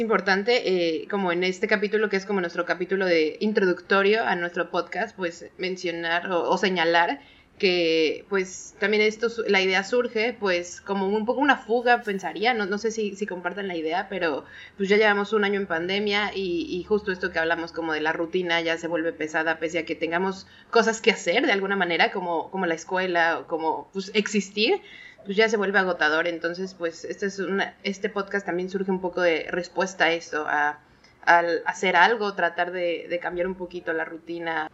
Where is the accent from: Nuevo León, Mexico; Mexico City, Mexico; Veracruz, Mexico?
Mexico City, Mexico; moved away; yo también soy de la Ciudad de México